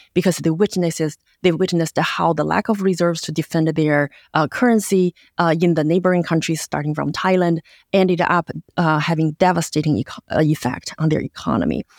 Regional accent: Yantai, Shandong, China; moved away; I grew up in a seashore city in China called Yantai, uh, my hometown

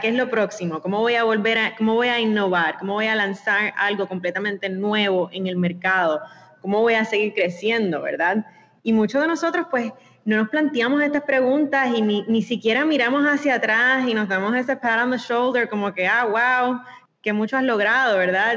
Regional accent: Puerto Rico; Nosotros todos, yo creo, como puertorriqueños, nos sentimos bien puertorriqueños

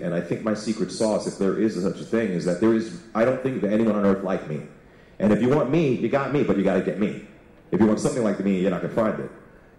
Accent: New York City, New York, United States; moved away as an adult; also born or lived in Chicago; now in Toronto, Canada; I grew up in New York City.

